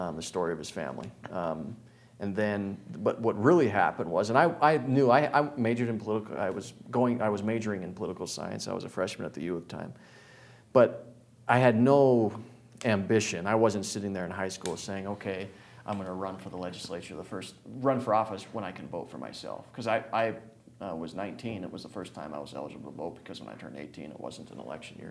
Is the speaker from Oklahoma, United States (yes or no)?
no; Anaconda, Montana, United States; moved away; I'm born and raised in Anaconda. Would still be there if I could.